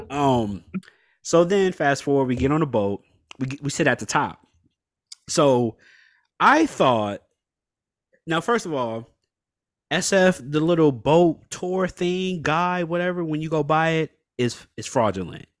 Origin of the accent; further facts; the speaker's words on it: Oakland, California, United States; I was born in Oakland